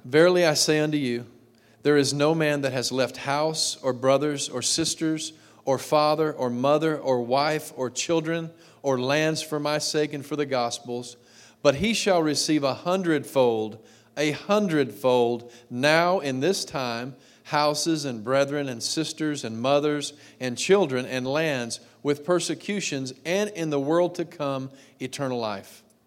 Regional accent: Texas, United States; I grew up in Texas.

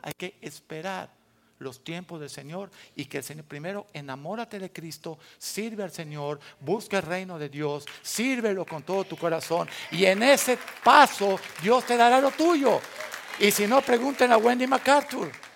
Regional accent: Mexico

